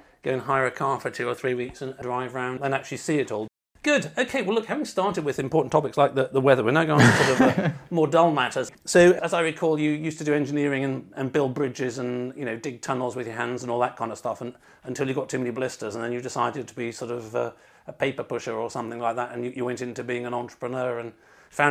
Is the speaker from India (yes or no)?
no; United Kingdom; being British